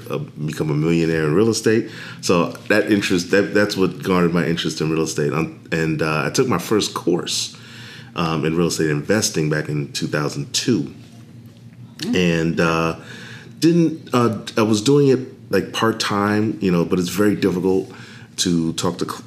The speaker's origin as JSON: {"language": "English", "town": "New York City", "region": "New York", "country": "United States", "also_born_or_lived": "Washington, D.C.", "moved": "as an adult", "said": "I am originally from New York City"}